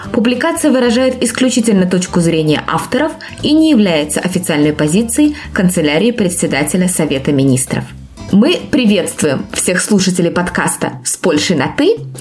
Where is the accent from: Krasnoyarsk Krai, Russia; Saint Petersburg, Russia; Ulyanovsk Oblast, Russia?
Saint Petersburg, Russia; moved away as an adult; now in Poland; я всегда говорю, что я из Петербурга